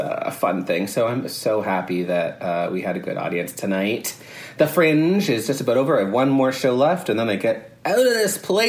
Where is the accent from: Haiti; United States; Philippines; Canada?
Canada; Kingston, Ontario; moved away; We're in the Holiday Inn in Kingston, my hometown